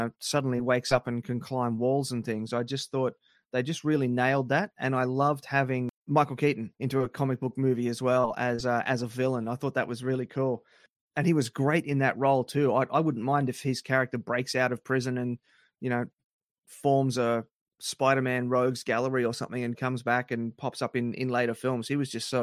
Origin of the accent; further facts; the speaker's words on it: Australia; my wife's American and I'm Australian